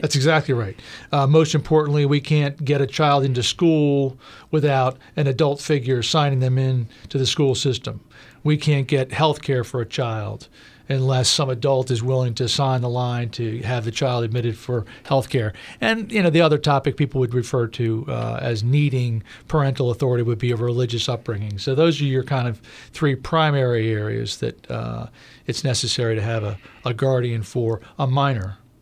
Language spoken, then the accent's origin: English; Prince George's County, Maryland, United States; Prince George's County in my whole life